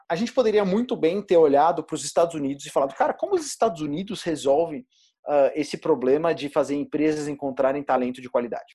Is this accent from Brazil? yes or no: yes; Goiatuba, Goiás, Brazil; moved away as an adult; now in São Paulo, Brazil; eu não sou de São Paulo, eu cresci uh, no interior de Goiás, numa cidade chamada Goiatuba